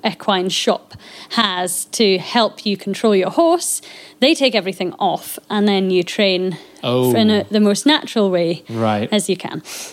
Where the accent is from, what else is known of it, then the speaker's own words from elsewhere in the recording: Scottish Borders, Scotland, United Kingdom; we are here and we are local